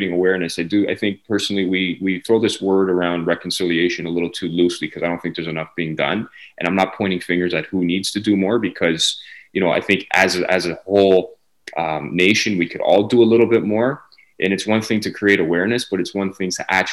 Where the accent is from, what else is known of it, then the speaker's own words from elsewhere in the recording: Canada; I was born and raised in Canada